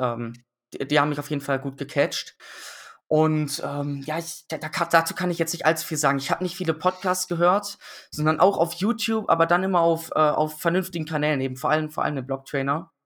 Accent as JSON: {"language": "German", "town": "Düsseldorf", "region": "North Rhine-Westphalia", "country": "Germany", "tie": "born or raised there", "said": "ich bin in Düsseldorf dann aufgewachsen"}